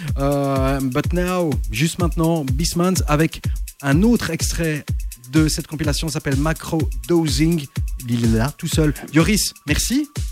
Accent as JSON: {"language": "French", "country": "Belgium", "said": "à Antwerp ici, euh, chez nous, en Belgique"}